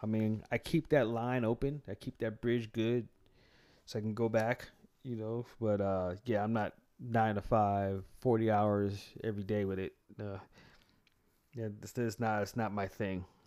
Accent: United States; also born or lived in San Francisco, California / Atlanta, Georgia / Nevada; myself being an American

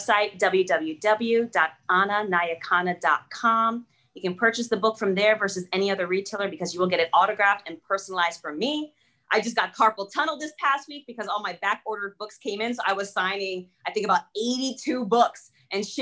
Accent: United States; English is a second language; I wasn't a very confident child growing up in the US. I didn't speak English

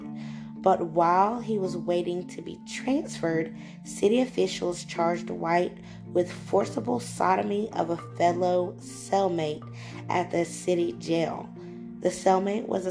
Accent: Bristol, Virginia, United States; also born or lived in Johnson City, Tennessee; I was born in Johnson City, Tennessee, and I was raised in Bristol, Virginia

